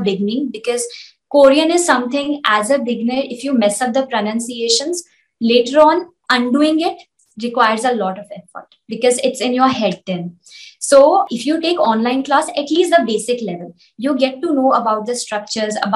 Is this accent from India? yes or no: yes; India; as an Indian, I can teach very easily in Hindi